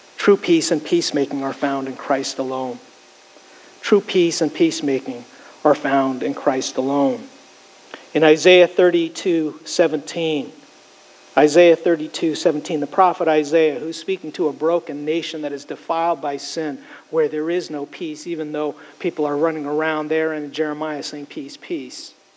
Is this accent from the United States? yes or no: no; Canada; Growing up in Canada, I spent many of my high school years and college years as a camp counselor